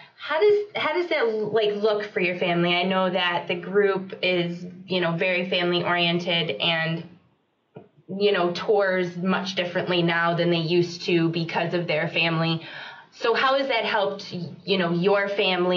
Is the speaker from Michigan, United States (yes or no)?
no; Jacksonville, North Carolina, United States; I'm originally from Jacksonville, North Carolina.